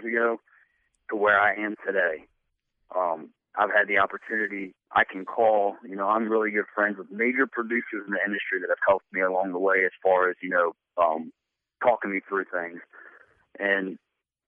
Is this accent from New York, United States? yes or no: no; Maryland, United States; accent: southern; I was born and raised in Maryland